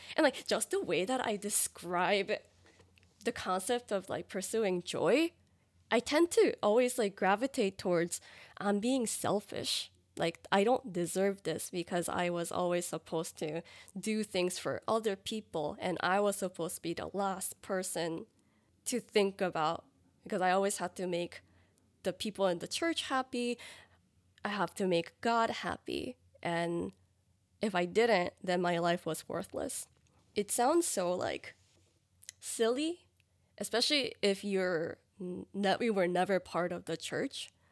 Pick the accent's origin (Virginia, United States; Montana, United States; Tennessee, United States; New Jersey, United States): New Jersey, United States; moved away as an adult; also born or lived in New York City; now in Dallas, United States; I am originally from the East Coast, specifically New Jersey, and my family's in New Jersey